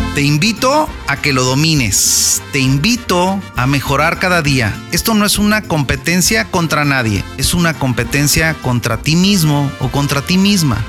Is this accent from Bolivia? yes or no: no; Tepic, Nayarit, Mexico; also born or lived in Mazatlán, Sinaloa; desde mi tierra, Tepic Nayarit